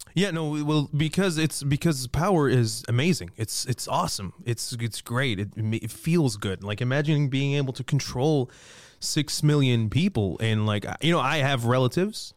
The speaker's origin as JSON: {"language": "English", "country": "Libya", "tie": "born or raised there", "moved": "yes", "lives_now": "Toronto, Canada", "said": "I was born and raised in Libya."}